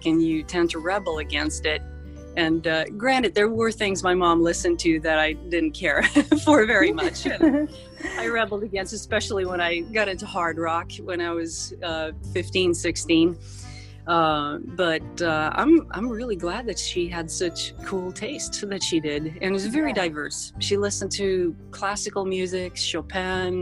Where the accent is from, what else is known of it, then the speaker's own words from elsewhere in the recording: Sweden; also born or lived in Los Angeles, United States; I was born in Los Angeles, but I grew up in Sweden, because my mom remarried with a Swedish guy. And so I spent much of my upbringing there